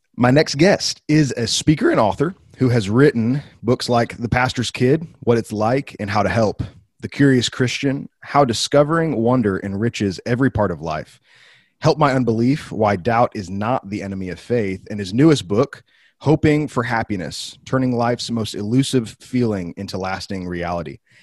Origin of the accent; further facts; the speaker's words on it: Wheaton, Illinois, United States; an alumnus of the school in my hometown, Wheaton College